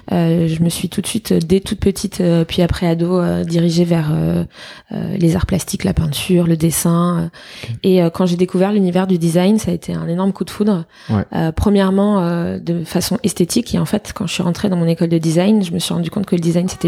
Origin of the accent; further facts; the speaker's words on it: Fontainebleau, Île-de-France, France; also born or lived in Paris; J'ai grandi à Fontainebleau. Ok. Je suis née à Paris et je suis revenue habiter à Paris euh, pour mes études.